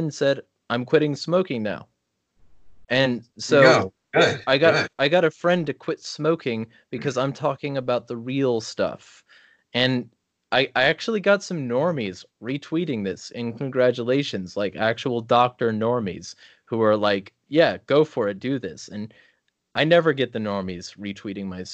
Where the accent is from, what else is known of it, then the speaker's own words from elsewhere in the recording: SoCal desert, California, United States; moved away as an adult; now in Spokane, United States; I live in Washington now when I lived in California my whole life